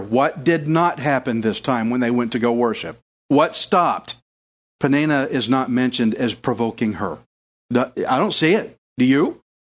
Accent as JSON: {"language": "English", "region": "Texas", "country": "United States", "said": "I'm from Texas, I'm redneck as it gets"}